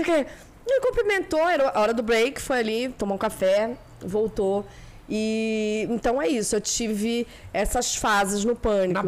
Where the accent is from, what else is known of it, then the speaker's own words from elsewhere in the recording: Rio de Janeiro, Brazil; morei a vida toda em Copacabana, no Poço seis.